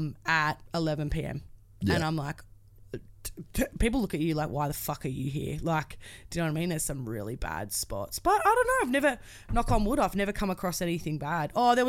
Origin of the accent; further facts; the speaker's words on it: Australia; I'm a girl from Australia that has no idea.